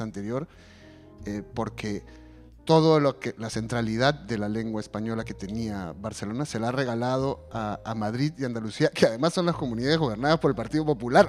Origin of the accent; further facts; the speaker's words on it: Peru; now in Spain; las poco más de dos décadas que llevo viviendo fuera de Perú y que te van convirtiendo en una persona que ya nunca volverá a ser el peruano